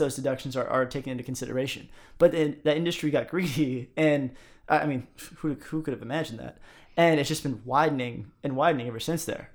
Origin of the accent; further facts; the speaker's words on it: United States; as an American